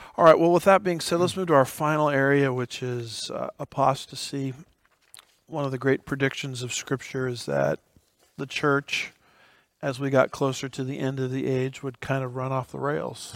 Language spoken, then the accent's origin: English; United States; as an American